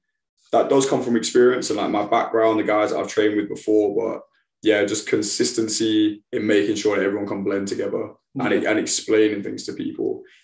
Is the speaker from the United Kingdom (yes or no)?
yes; United Kingdom; I had some hard training sessions as a British guy going to those sessions.